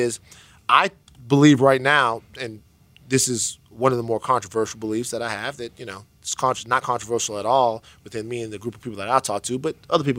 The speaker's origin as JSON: {"language": "English", "region": "Louisiana", "country": "United States", "said": "I'm from the South. I'm from Louisiana."}